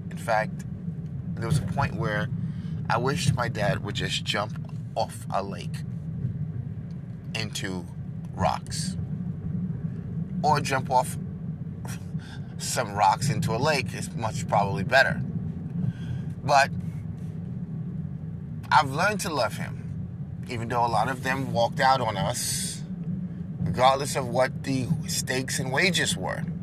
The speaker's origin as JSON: {"language": "English", "region": "New York", "country": "United States", "tie": "born or raised there", "also_born_or_lived": "Dubai / Africa / Fort Worth, Texas", "moved": "yes", "said": "where I was born in New York"}